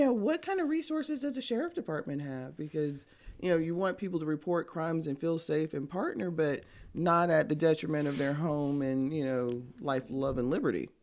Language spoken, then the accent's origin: English; Tampa, Florida, United States; now in Birmingham, United States; I'm from Tampa, Cigar City